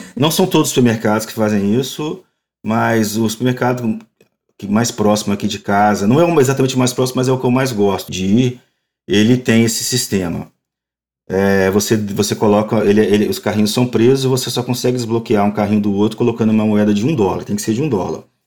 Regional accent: Brazil; moved away as an adult; now in Montreal, Canada; nunca vou deixar de ser brasileiro

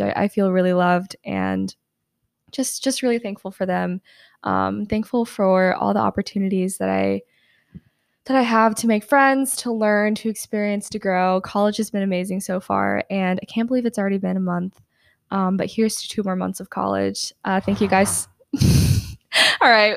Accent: Atlanta, Georgia, United States; I'm from Atlanta

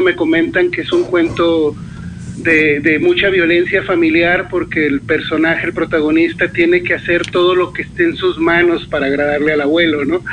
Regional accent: Sonora, Mexico; moved away as an adult; now in Toluca, Mexico; Yo soy del norte, soy de Sonora. Eh, tengo ya 10 años viviendo acá en Toluca, pero bueno, pasé la, la mayor parte de, de mi vida viviendo en el norte.

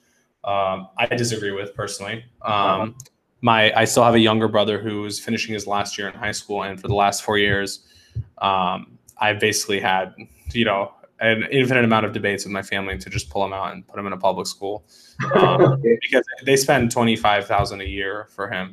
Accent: Atlanta, Georgia, United States; I've actually grown up here. I'm in Atlanta. I've grown up here my whole life

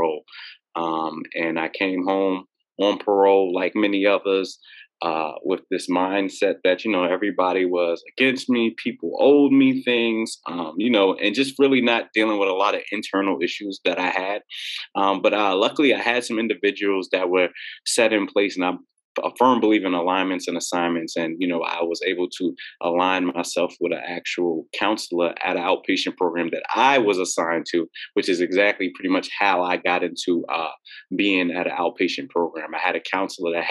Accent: New York City, New York, United States; I'm from Queens, New York, originally from Queens, New York. I lived all over Queens

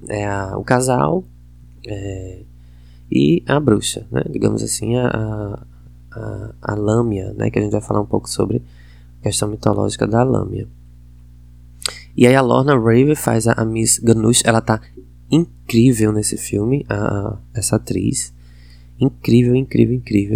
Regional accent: Northeast Brazil, Brazil; accent: nordestino; minha pronúncia tem sotaque nordestino

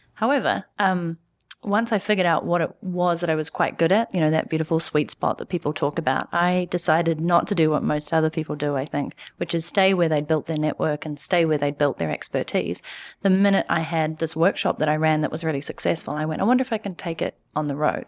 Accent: New Zealand; moved away as an adult; also born or lived in London / Canada; I'm from New Zealand

